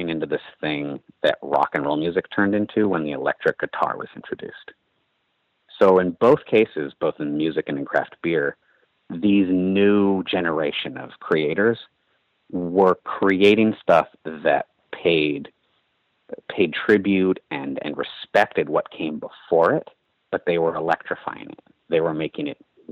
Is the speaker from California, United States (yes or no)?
yes; Berkeley, California, United States; The Bay Area and Berkeley in particular, where I grew up